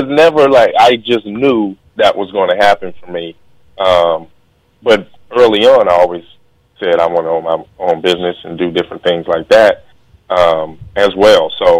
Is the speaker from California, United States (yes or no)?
yes; Long Beach, California, United States; I grew up in Long Beach, went to Arizona, drafted to San Diego. My whole life, I'm on the West Coast.